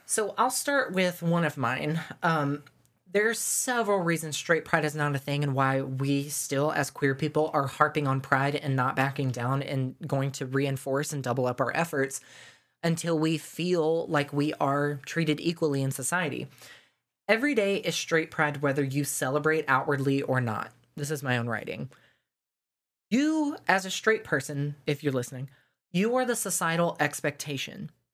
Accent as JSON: {"language": "English", "region": "the South", "country": "United States", "tie": "born or raised there", "said": "growing up in the South in school"}